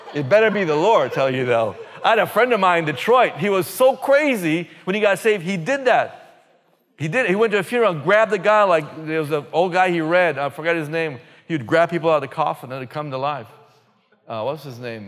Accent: Belize; moved away; originally, me and my wife from a little country called Belize, previously known as British Honduras

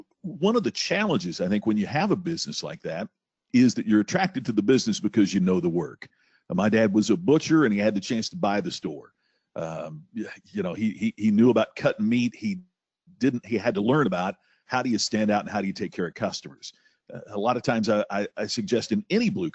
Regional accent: Crothersville, Indiana, United States; I grew up in a very small town, rural Indiana. My mom and dad owned the one grocery store in Crothersville, Indiana, my hometown

